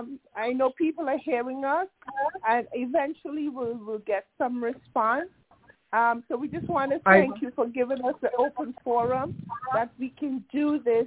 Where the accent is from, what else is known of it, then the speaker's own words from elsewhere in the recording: Antigua & Barbuda; I was a student from Antigua Girls High School